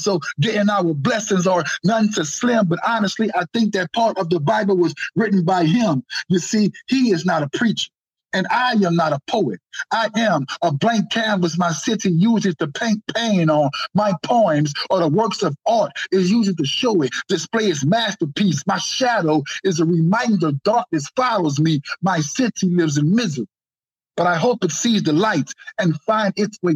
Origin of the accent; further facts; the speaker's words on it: New Orleans, Louisiana, United States; Speaking of New Orleans, that's where I'm from